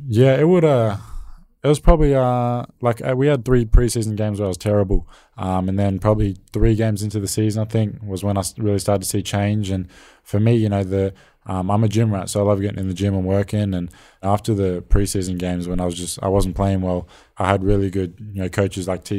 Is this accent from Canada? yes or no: no; Australia; being an Australian role model